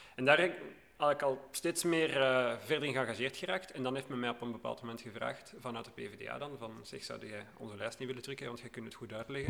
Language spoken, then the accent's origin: Dutch; Hoboken, Flanders, Belgium; also born or lived in Sint-Niklaas; now in Borgerhout, Belgium; Opgegroeid in Hoboken